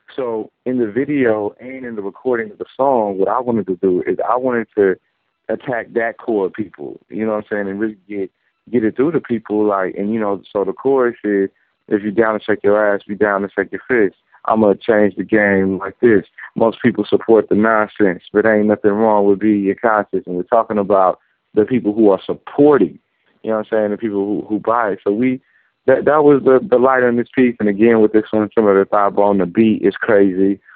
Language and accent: English; Oakland, California, United States; I'm from Oakland, California.